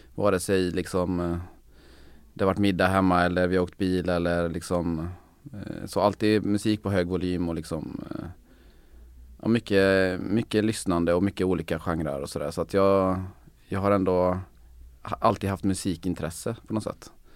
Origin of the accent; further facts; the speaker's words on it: Sweden; mitt pojkrum i, hemma i Sönjunga